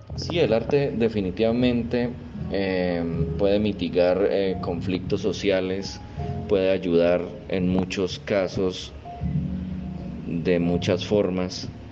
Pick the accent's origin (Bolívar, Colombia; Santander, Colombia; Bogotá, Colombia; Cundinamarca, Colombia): Santander, Colombia; Málaga; nací en la ciudad de Málaga, Santander